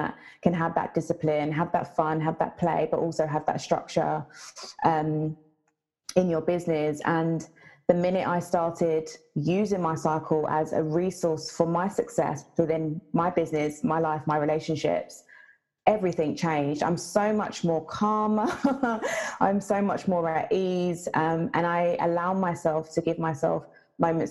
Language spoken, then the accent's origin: English; Jamaica; I'm Jamaican